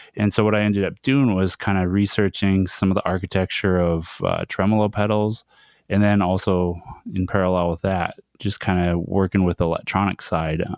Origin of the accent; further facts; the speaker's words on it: Browning, Montana, United States; my hometown, uh, Browning in Montana